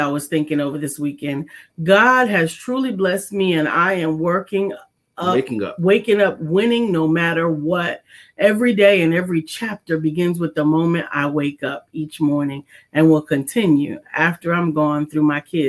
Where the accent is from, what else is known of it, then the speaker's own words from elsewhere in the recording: New York City, New York, United States; So I grew up in the Bronx and in River Park Towers